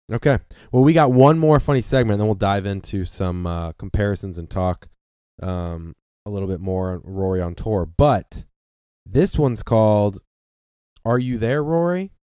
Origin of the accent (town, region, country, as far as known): United States